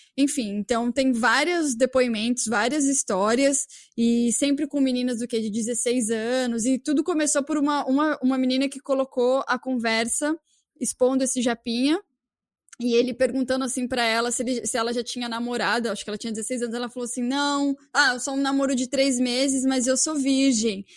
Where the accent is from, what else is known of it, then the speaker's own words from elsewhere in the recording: São Paulo, Brazil; now in Toronto, Canada; eu sou de São Paulo